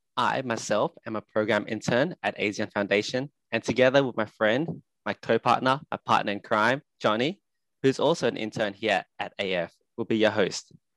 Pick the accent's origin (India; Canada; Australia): Australia; also born or lived in Sydney; I'm an Australian currently living in Sydney